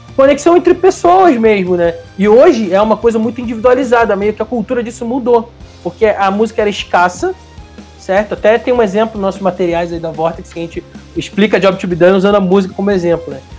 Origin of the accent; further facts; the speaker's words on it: Rio de Janeiro, Brazil; now in São Paulo, Brazil; Eu sou do Rio de Janeiro, moro hoje em São Paulo